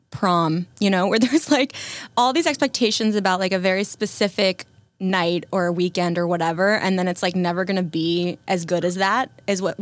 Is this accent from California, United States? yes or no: no; North Carolina, United States; like I still think of the seasons the way I thought of them when I was growing up in North Carolina.